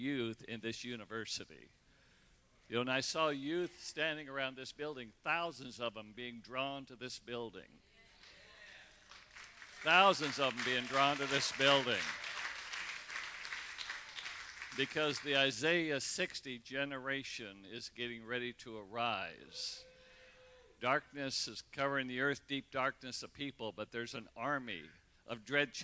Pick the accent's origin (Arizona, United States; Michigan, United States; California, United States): California, United States; Redding; Michelle and I grew up in Redding, California. You know, we went to grade school together. Went to high school together